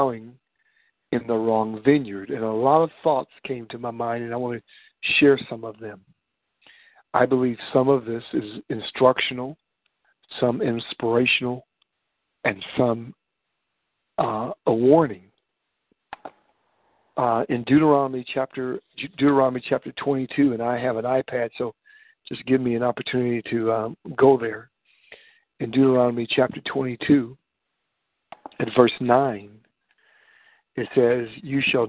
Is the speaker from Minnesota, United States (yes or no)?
no; Warren, Ohio, United States; when I was growing up in Warren, Ohio